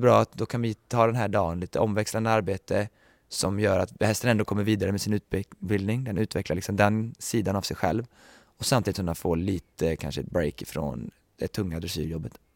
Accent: Sweden; moved away

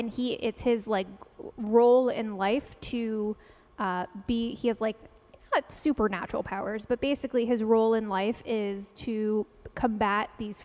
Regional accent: New York City, New York, United States; moved away as an adult; now in Los Angeles, United States; So I had actually never owned a car because I grew up in New York City and didn't get my license until I was 23.

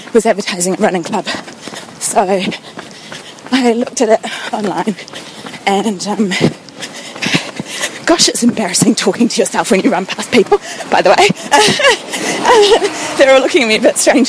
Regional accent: New Zealand; also born or lived in London; I'm a New Zealander, and I moved back to New Zealand in December last year, having lived in London for 3 years

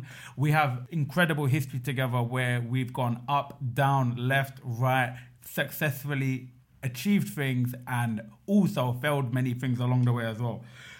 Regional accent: Ilford, London, United Kingdom; Ilford's finest, the Wizard of the East End

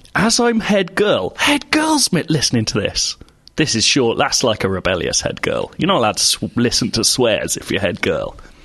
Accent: United Kingdom; I'm British.

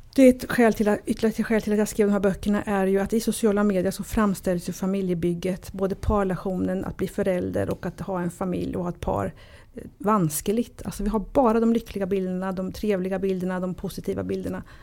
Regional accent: Sweden; jag är ju född i Sverige, mina föräldrar kommer från Italien

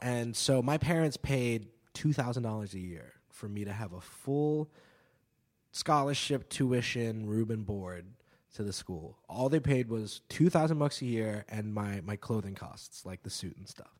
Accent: New York City, New York, United States; also born or lived in New Zealand; I am from, uh, downtown New York in Greenwich Village, West Village

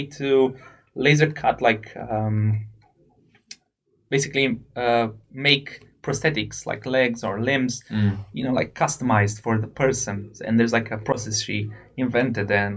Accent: Romania; moved away as an adult; now in United Kingdom; I come from Romania

